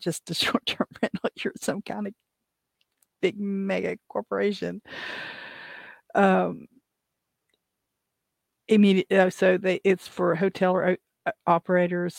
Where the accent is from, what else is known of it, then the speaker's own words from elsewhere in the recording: West Virginia, United States; I'm from West Virginia